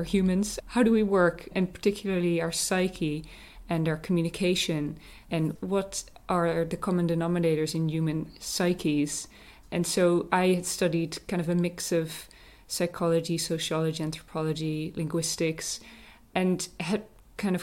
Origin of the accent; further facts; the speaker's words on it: Netherlands; moved away as an adult; also born or lived in Sweden / California; now in Northern Ireland, United Kingdom; I'm from the Netherlands